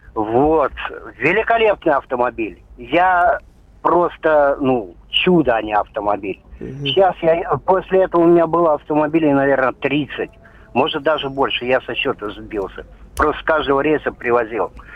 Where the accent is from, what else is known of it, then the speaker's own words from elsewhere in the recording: Urals, Russia; Я с Урала